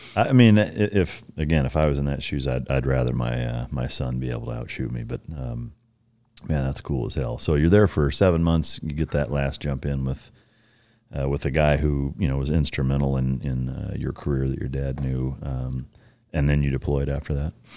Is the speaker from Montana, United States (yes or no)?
no; Waterloo, Iowa, United States; my hometown in Waterloo, Iowa